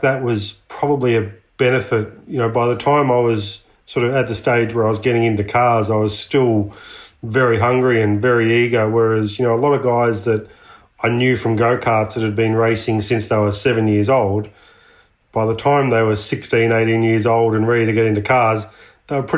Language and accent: English; Latrobe Valley, Victoria, Australia; we grew up Latrobe Valley, which is a power generation area of Victoria.